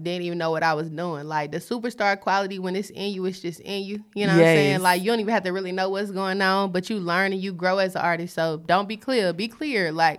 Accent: Charlotte, North Carolina, United States; East side. Hey, know that. Whole lot of east side shit going on.

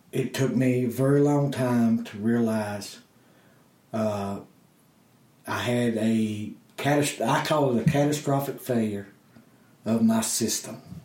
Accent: Blue Ridge Mountains of Virginia, United States; I'm a hillbilly from the Blue Ridge Mountains of Virginia

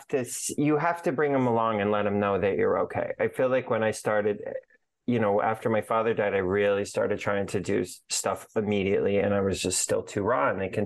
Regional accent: Aurora, Colorado, United States; But I grew up in Aurora, Colorado.

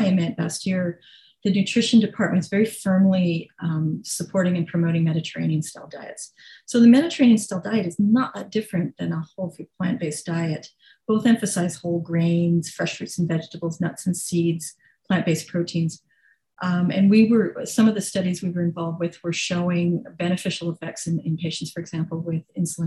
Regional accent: British Columbia, Canada; I grew up in British Columbia

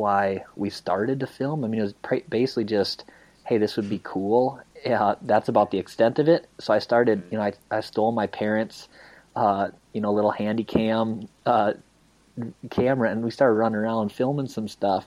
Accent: Iowa, United States; I grew up obviously in Iowa

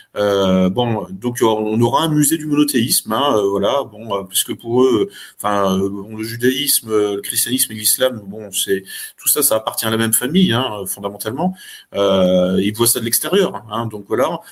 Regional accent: France; en tant que Français, en tant qu'Européens, en tant qu'Occidentaux

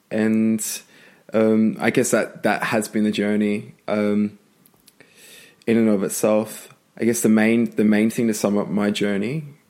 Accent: Brisbane, Queensland, Australia; My background, I grew up in Brisbane, in a single parent family mostly. So my dad's indigenous and my mum has blonde hair and blue eyes. And I was probably the fairest, the first born in my family

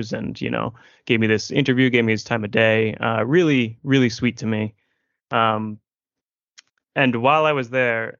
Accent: Massachusetts, United States; I'm from Massachusetts

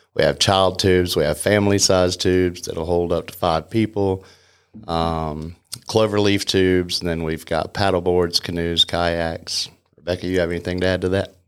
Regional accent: Canton, North Carolina, United States; I grew up in Canton

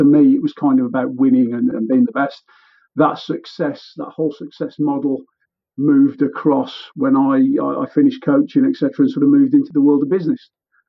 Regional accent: Warsaw, Masovian Voivodeship, Poland; I was born in Warsaw, simple Warsaw lad.

